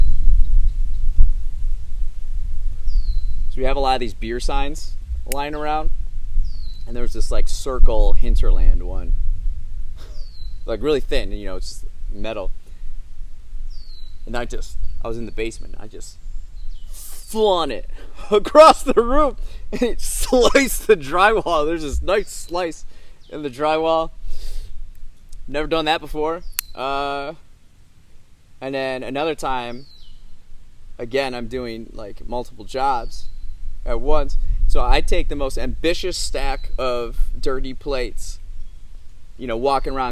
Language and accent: English; Midwest, United States; I grew up on the farm, right? I grew up in the Midwest, United States of America